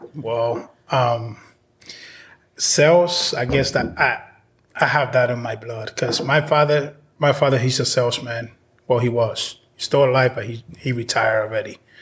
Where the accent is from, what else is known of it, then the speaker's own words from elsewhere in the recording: Dominican Republic; now in Massachusetts, United States; I was born in the Dominican Republic. I've been here since 93